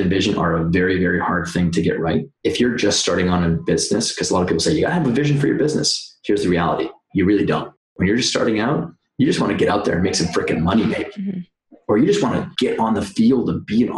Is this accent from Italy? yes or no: no; Canada; moved away as an adult; now in New York, United States; I am Canadian. I've been in New York now for 12 years